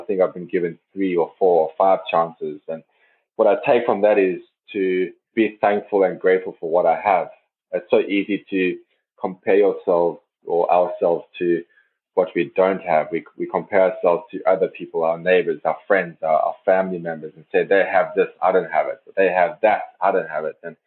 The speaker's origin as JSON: {"language": "English", "country": "South Africa", "moved": "yes", "lives_now": "Norway", "said": "as a South African"}